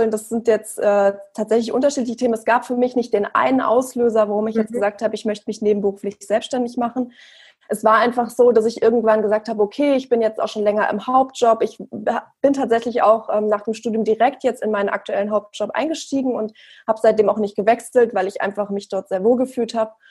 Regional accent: Frankfurt, Hesse, Germany; Also ich bin, wie gesagt … Ich bin 32 Jahre alt und ich komme aus Frankfurt.

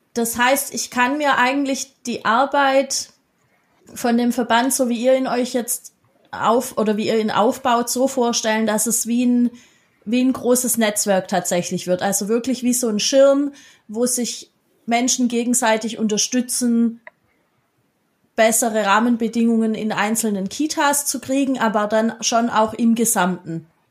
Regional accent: Baden-Württemberg, Germany; ich bin ja aus Baden-Württemberg, die meisten hören

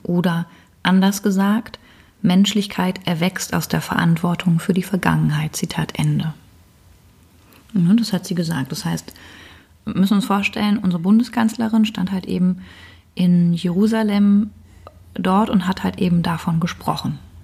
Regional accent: Germany; als Deutsche, ich die hier sitze

